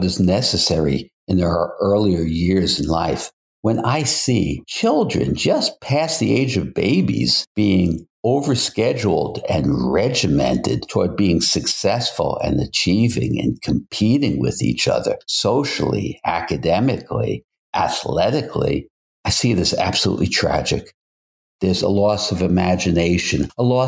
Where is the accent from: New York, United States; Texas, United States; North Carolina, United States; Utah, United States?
New York, United States; New York City; also born or lived in Brooklyn, New York / Manhattan, New York / Westchester County, New York / Westport, Connecticut; now in Hamptons, Long Island, United States; Then we moved to Queens, which at that time seemed very, very rural.